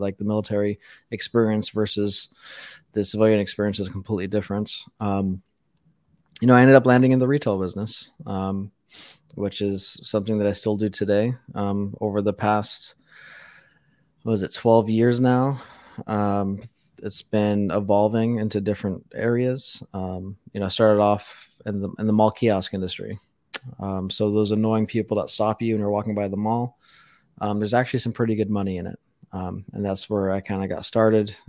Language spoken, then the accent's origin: English; Las Vegas, Nevada, United States; I was born and raised in Las Vegas